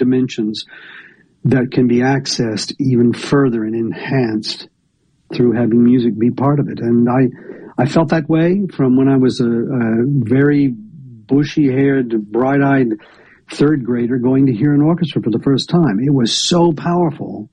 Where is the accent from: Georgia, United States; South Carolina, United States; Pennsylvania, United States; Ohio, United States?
Georgia, United States; northern; also born or lived in Atlanta, Georgia; now in Tupelo, United States; I grew up in a rural place in northern Georgia without access to music